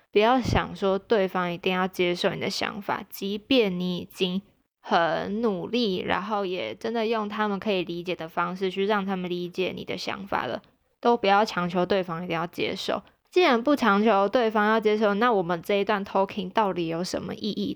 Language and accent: Chinese; Taichung, Taiwan; moved away; 没有回台中，我的老家